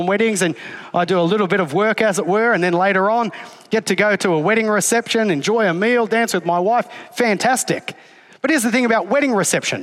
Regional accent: Australia; I'm Australian

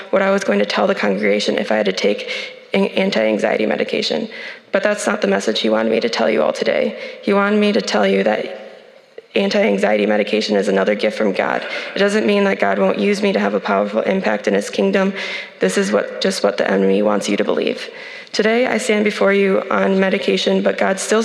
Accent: Grand Rapids, Michigan, United States; Growing up in Grand Rapids

